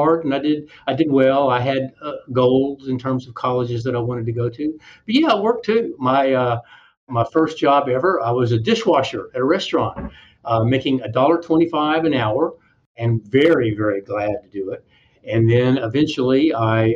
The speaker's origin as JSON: {"language": "English", "town": "San Antonio", "region": "Texas", "country": "United States", "tie": "born or raised there", "also_born_or_lived": "France", "lives_now": "Houston, United States", "said": "I grew up in San Antonio. So I'm a San Antonio boy, San Antonio native."}